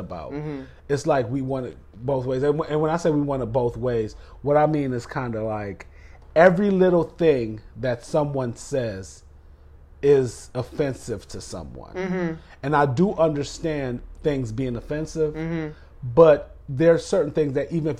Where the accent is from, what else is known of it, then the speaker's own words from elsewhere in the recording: Jamaica; I'm from Jamaica, so strong accent.